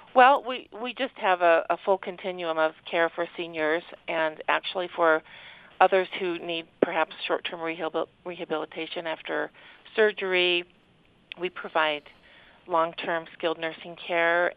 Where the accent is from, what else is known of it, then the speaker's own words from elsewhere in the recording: Cache Valley, Utah, United States; I grew up in Cache Valley